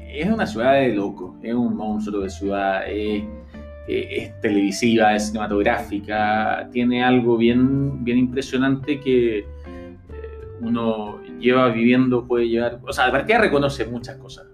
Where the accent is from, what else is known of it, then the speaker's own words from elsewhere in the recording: Santiago, Santiago Metropolitan Region, Chile; moved away as an adult; now in New York, United States; yo soy de Santiago